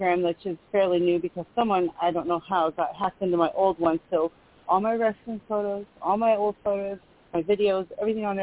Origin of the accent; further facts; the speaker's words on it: Sacramento, California, United States; my hometown in Sacramento